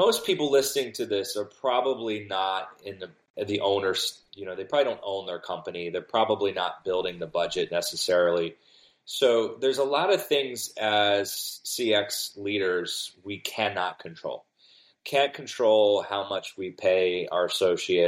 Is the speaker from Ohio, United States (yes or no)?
yes; Cincinnati, Ohio, United States; now in Florida, United States; I live in Florida, but I'm from Cincinnati